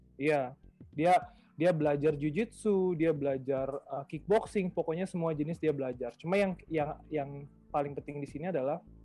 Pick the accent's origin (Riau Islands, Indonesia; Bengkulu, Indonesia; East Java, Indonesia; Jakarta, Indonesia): Bengkulu, Indonesia; moved away; daerah kelahiran saya, itu di daerah Bengkulu